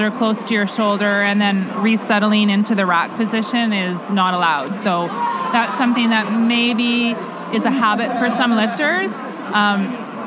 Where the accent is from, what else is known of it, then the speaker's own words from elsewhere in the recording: Canada; as a Canadian kettlebell lifter